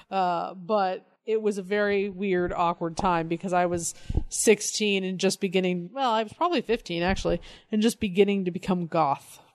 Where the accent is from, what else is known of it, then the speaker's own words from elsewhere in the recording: Colorado, United States; moved away; I grew up in Colorado.